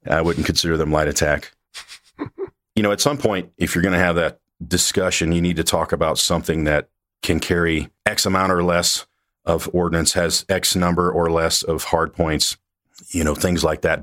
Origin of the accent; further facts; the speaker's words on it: Mississippi, United States; moved away as an adult; I grew up in Mississippi, went to the Air Force Academy